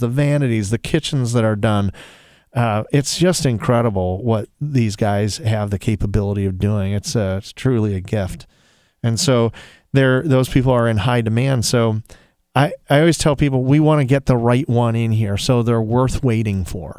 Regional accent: Toledo, Ohio, United States; I'm from Toledo

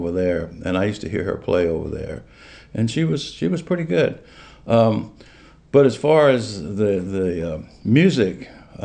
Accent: Richmond, Virginia, United States; I grew up in Richmond, Virginia

